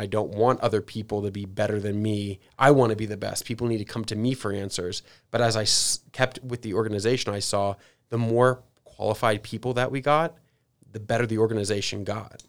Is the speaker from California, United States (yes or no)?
yes; San Diego, California, United States; moved away; also born or lived in New York; I grew up in San Diego and, and then lived in New York